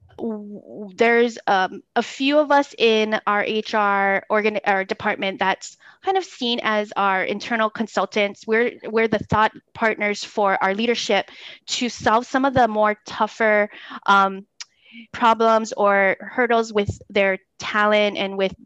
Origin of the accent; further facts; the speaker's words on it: Oahu, Hawaii, United States; I'm an island girl born and raised on Oahu through and through.